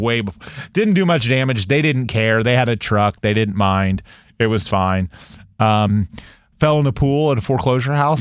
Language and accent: English; United States; I'm an American. I'm a patriot